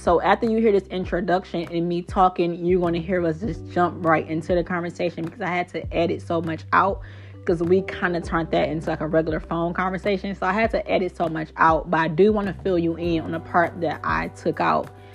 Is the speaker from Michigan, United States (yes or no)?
yes; Detroit, Michigan, United States; I'm from Detroit, Michigan